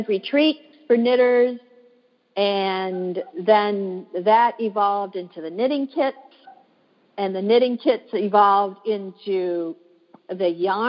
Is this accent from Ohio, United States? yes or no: no; Michigan, United States; moved away as an adult; now in Washington, D.C., United States; I live in Washington, D.C. now, but I'm originally from Michigan. And growing up in Michigan